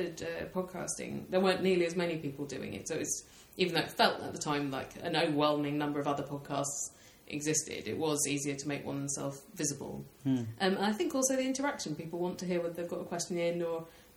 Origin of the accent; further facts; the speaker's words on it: Tunbridge Wells, South East England, United Kingdom; I grew up in Tunbridge Wells